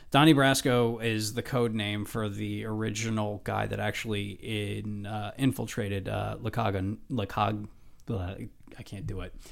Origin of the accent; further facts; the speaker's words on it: United States; I'm an American.